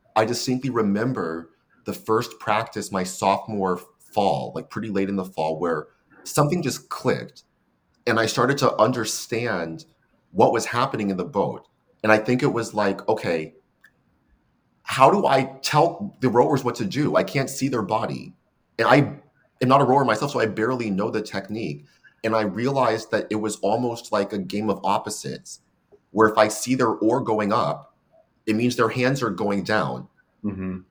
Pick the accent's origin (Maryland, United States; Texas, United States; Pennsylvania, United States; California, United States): California, United States; San Francisco; moved away as an adult; now in Seattle, United States; I'm a fourth generation San Franciscan. Um, so it's like born and raised in the city.